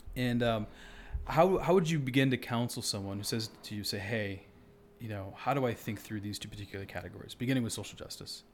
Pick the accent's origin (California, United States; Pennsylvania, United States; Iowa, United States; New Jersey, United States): Iowa, United States; moved away; I grew up in Iowa